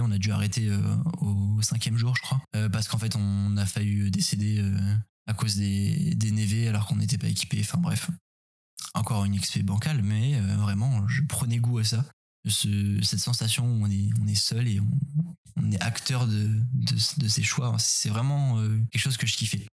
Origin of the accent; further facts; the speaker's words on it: Paris, Île-de-France, France; la forêt à côté de chez moi à Paris